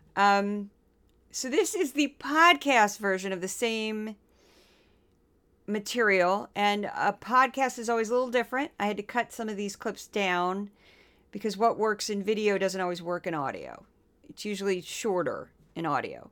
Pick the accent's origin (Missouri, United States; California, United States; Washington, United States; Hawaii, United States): Missouri, United States; now in New York, United States; I'm from Missouri.